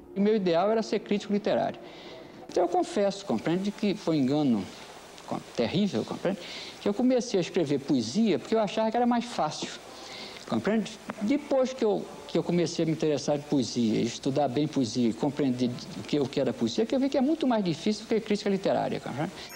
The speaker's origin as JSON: {"language": "Portuguese", "town": "Recife", "region": "Pernambuco", "country": "Brazil", "tie": "born or raised there", "also_born_or_lived": "São Lourenço da Mata, Pernambuco", "said": "Eu nasci no Recife porque, nesse tempo, meu pai era senhor de engenho no município de São Lourenço da Mata"}